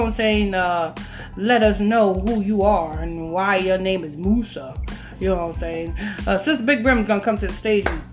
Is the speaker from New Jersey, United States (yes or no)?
no; Huntington Station, New York, United States; I'm from Huntington Station